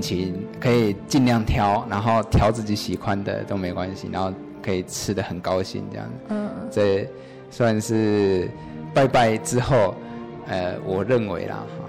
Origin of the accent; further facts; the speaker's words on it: Yilan County, Taiwan; 我乡下是在宜兰，那我们真的是一个非常非常传统的一个乡村的地方。我爷爷从以前，啊，大部分都是在务农这样子